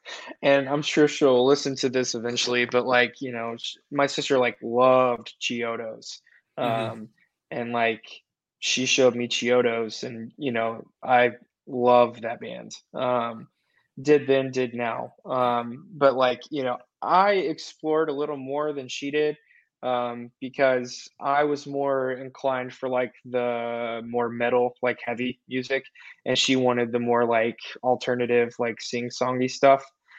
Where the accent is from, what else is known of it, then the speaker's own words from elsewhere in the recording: Nashville, Tennessee, United States; growing up in the Nashville scene, in the Bible Belt, you know, I'm a preacher's kid